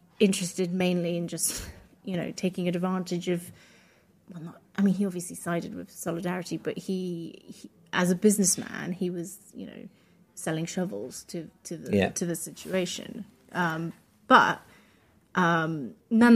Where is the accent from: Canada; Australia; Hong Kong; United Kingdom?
United Kingdom; first language Polish; English is a second language; also born or lived in Poland; I'm Polish English. I was born in the UK, but I grew up in a very Polish household. So I didn't learn English until I went to school.